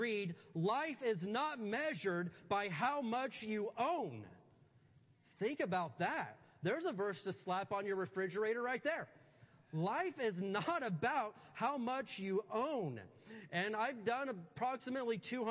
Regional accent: Indiana, United States; I grew up in Indiana

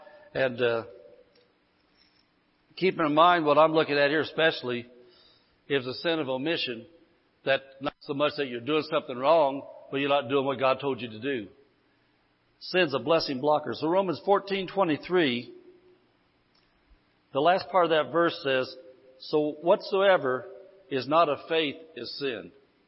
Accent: Indiana, United States; moved away as an adult; now in California, United States; When I came to California from Indiana, I lived in Indiana 54 years.

